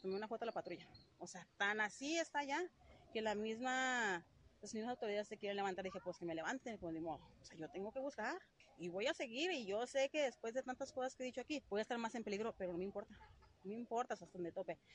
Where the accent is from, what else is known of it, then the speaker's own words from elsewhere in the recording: Torreón, Coahuila, Mexico; De Torreón.